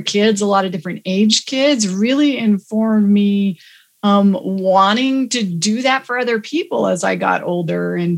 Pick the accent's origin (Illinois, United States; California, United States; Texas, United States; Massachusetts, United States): Texas, United States; accent: Texas; moved away; also born or lived in Houston / Richardson / Dallas; I am a Texas girl by birth